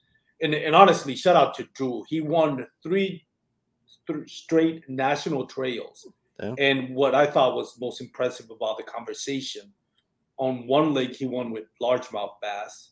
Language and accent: English; Puerto Rico; first language Spanish; English is a second language; I'm from Puerto Rico. My first language is Spanish